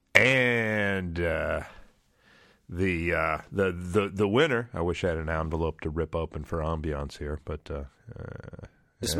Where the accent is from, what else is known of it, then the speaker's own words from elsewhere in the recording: Trenton, Michigan, United States; when I was a kid, I grew up in Trenton, Michigan